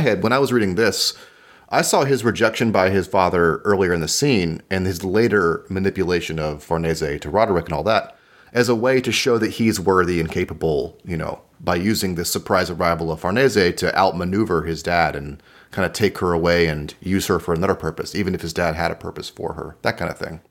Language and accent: English; United States; speaking as an American